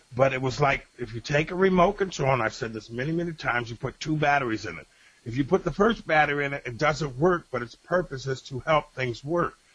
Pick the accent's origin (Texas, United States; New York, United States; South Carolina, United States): New York, United States; Rochester; in Rochester, New York